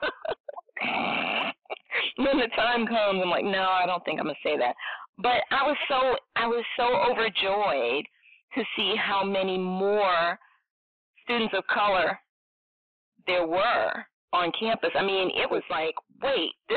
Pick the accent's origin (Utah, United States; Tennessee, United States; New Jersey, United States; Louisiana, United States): Louisiana, United States; New Orleans; moved away as an adult; now in Atlanta, United States; I'm from New Orleans